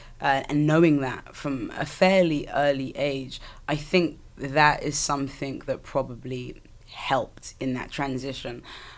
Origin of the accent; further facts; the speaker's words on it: Southampton, South East England, United Kingdom; So growing up in Southampton was, you know, when you've only known a certain thing, I guess it was kind of normal to me.